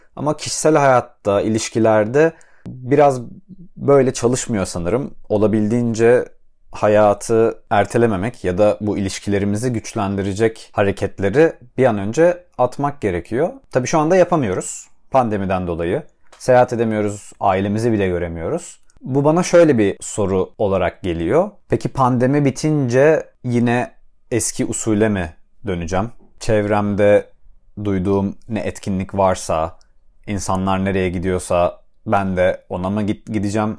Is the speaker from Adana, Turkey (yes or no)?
yes; Adana, Turkey; moved away as an adult; also born or lived in Istanbul; now in Cambridge, United States; ailemin yanında, Adana'da, çocukluğumdaki odam benim odam